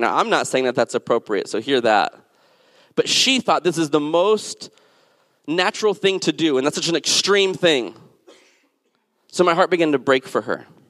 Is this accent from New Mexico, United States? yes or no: yes; New Mexico, United States; also born or lived in the South and Southwest / Alabama; now in Washington, D.C., United States; I'm from New Mexico